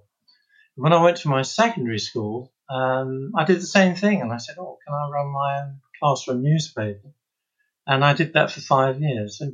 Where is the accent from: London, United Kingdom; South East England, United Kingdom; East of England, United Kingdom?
London, United Kingdom; I grew up in Stratford in the East End, just after the war